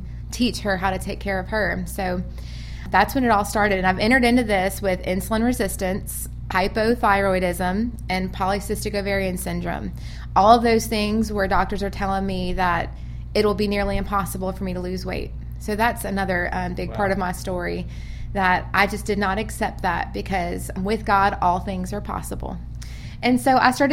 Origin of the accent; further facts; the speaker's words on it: Louisiana, United States; now in Birmingham, United States; I'm from out of state. I'm from Louisiana.